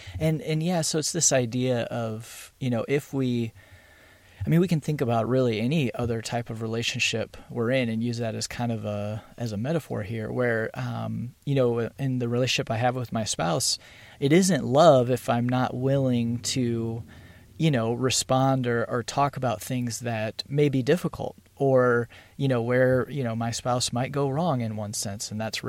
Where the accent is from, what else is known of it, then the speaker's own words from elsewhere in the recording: United States; I'm grateful for where I was born. I think there's a lot of good things about being American.